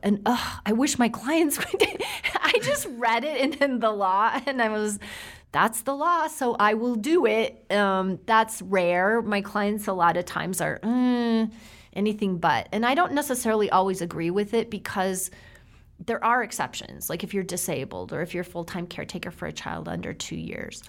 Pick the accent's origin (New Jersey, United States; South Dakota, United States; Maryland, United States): South Dakota, United States; I grew up in South Dakota